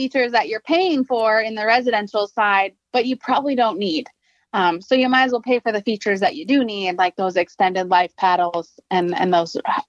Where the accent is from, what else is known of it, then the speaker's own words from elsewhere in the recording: Ithaca, New York, United States; moved away as an adult; now in Minnesota, United States; I'm actually from, I grew up and lived for over half my life in Ithaca, New York.